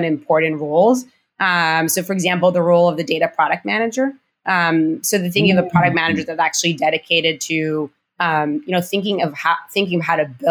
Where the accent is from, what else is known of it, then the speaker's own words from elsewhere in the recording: Rehovot, Central District, Israel; moved away; I was born and raised in Israel, actually on, in the Weizmann Institute of Science